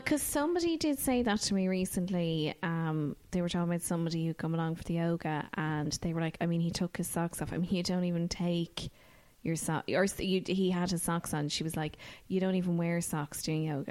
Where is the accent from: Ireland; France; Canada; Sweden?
Ireland; as Irish people